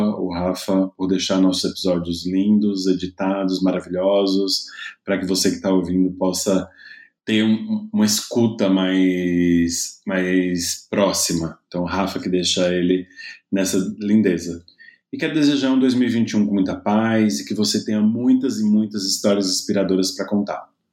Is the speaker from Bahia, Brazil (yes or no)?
yes; Seabra, Bahia, Brazil; also born or lived in Itaberaba; Então eu acabei nascendo em Itaberaba, mas eu sou mesmo de Seabra, que foi onde eu me criei